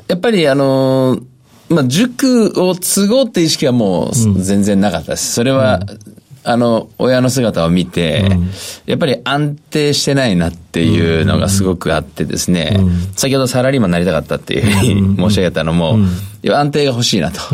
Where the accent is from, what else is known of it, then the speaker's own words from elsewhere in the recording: Tokyo, Japan; 東京都の文京区